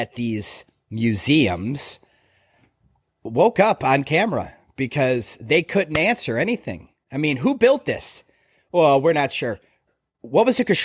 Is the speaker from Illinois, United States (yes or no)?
yes; Chicago, Illinois, United States; I grew up in Chicago.